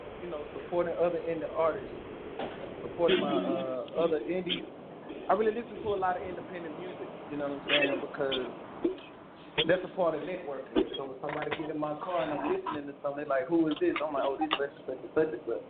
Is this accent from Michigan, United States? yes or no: no; Georgia, United States; now in Killeen, United States; I'm originally from Georgia, but right now I'm calling from Killeen, Texas. Out here in the great state of Texas.